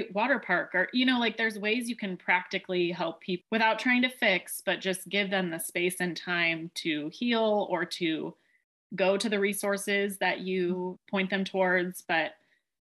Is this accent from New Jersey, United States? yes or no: no; Chico, California, United States; I'm from Chico, California